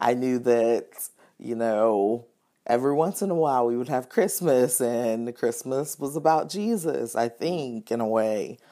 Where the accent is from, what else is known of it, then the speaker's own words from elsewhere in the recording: Atlanta, Georgia, United States; moved away as an adult; now in Louisville, United States; I'm originally from Atlanta, Georgia